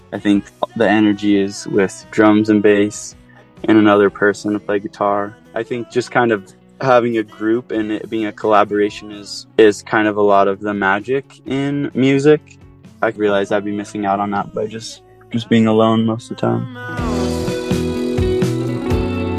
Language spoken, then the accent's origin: English; Oahu, Hawaii, United States; moved away as an adult; now in Salt Lake City, United States; I grew up on Oahu.